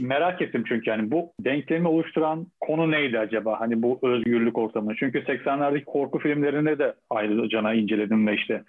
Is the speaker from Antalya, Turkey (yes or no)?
no; Eskişehir, Turkey; Ben de Eskişehir'liyim